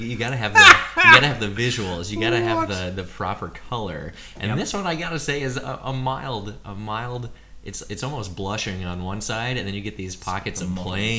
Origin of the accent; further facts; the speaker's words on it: Minnesota, United States; now in Australia; as a Minnesotan